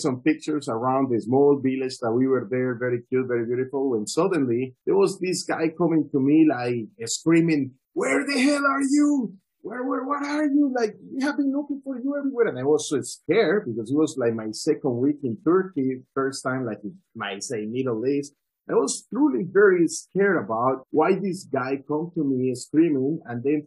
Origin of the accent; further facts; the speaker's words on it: Colombia; also born or lived in Medellin / Delhi; I am originally from Colombia